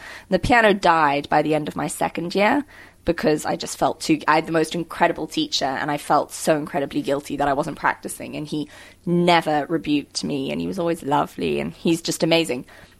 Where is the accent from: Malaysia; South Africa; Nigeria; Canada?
South Africa; Cape Town, Western Cape; also born or lived in London; I was born in London. My parents are South African, and they moved to England during apartheid. Made me and my two siblings there, and we moved back in 91